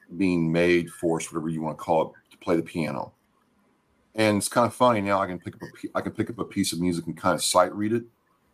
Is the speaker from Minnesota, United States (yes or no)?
yes; Minnesota, United States; And it's like, oh yeah, we're from Minnesota. We're from, you know, all around.